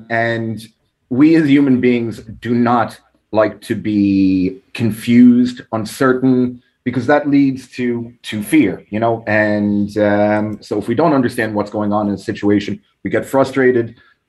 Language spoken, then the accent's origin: English; New York, United States; accent: New York Irish; Well, I have a funny accent as well, because I grew up in New York. So I was kind of back and forth my whole life, and then eventually moved here when I was 18, did college, all that. So I still have a weird mix of a New York Irish accent.